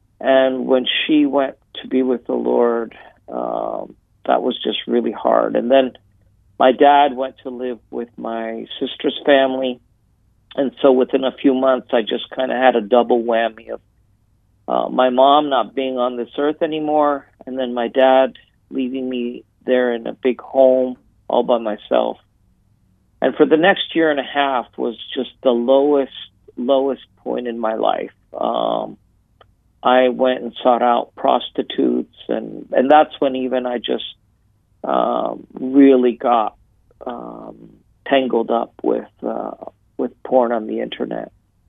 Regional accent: Italy; also born or lived in United States; My dad was American, my mom was Canadian, but I was born here in Italy and grew up here.

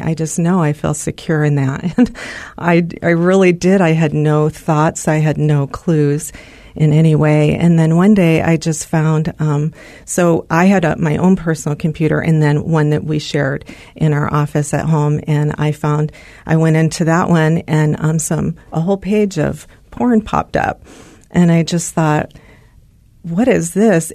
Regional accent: California, United States; moved away as an adult; also born or lived in Arizona; we're from California

